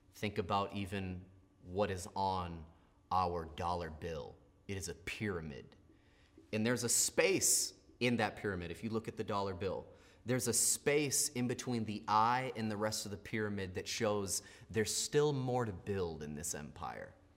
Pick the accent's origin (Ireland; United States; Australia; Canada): United States; what I grew up with in America